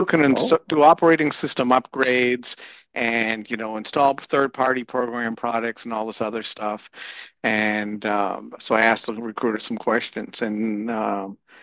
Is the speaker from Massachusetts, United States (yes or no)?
yes; Massachusetts, United States; moved away as an adult; also born or lived in Michigan / Rhode Island / Florida; I was in Massachusetts and I grew up in Massachusetts and ended up in Michigan, and then ended up back in Massachusetts